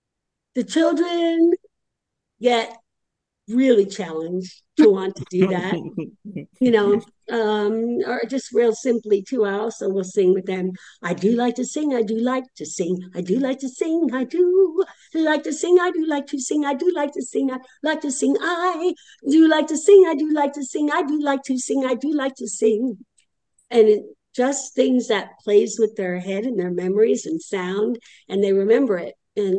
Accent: Florida, United States; I would really just enjoy doing all the conferences in Florida and not leave my home state for a while.

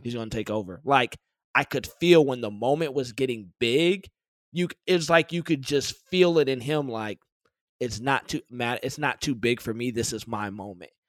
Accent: Detroit, Michigan, United States; I grew up in Detroit.

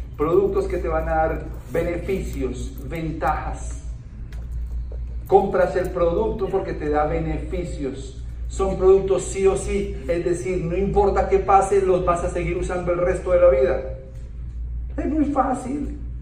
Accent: Bogotá, Colombia; Yo soy colombiano, nací en Bogotá, soy un bogotano de clase media

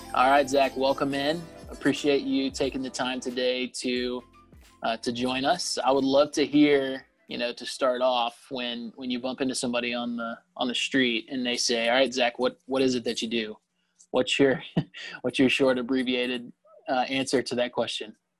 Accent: Lilburn, Georgia, United States; I grew up uh, here in Lilburn, so not too far away

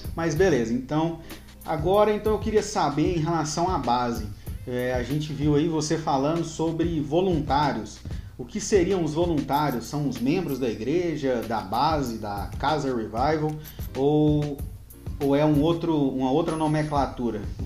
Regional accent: Anápolis, Goiás, Brazil; now in Criciúma, Brazil; natural de Anápolis, Anápolis, Goiás

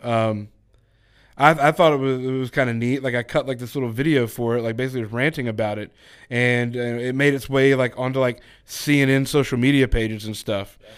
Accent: Texas, United States; now in Georgia, United States; I'm originally from Texas. Uh, I grew up in a small town

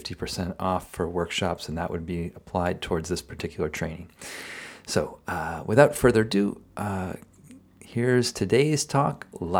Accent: Marshfield, Massachusetts, United States; So she grew up in Quincy, Massachusetts, and I grew up in Marshfield.

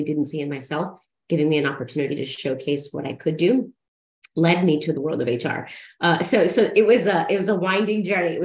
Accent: Siloam Springs, Arkansas, United States; I grew up in Silent Springs, Arkansas, which was, maybe you all don't know, it's Northwest Arkansas, right outside of Fayetteville

